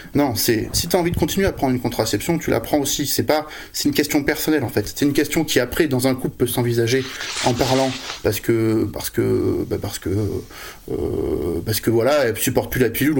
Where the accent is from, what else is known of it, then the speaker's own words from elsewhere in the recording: Bordeaux, Nouvelle-Aquitaine, France; moi, je suis de Bordeaux